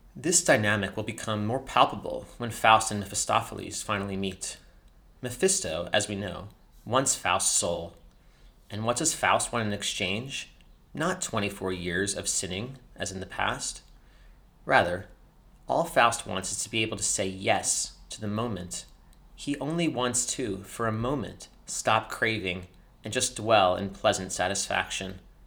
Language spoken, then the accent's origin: English; United States; also born or lived in France; Growing up in America